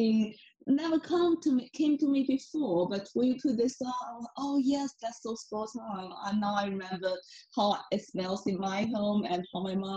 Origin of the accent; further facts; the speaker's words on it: northern China, China; Technically, I'm from North China.